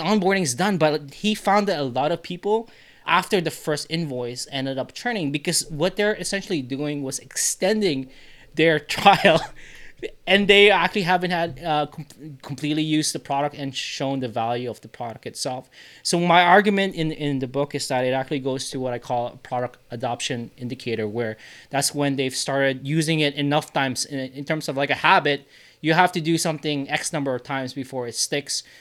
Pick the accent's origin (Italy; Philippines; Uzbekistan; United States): Philippines; as a Filipino Asian guy